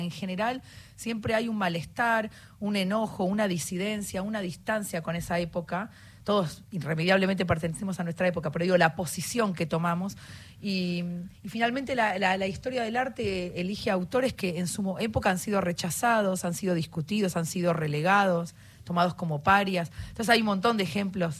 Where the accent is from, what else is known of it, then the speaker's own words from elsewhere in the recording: Argentina; somos tres argentinos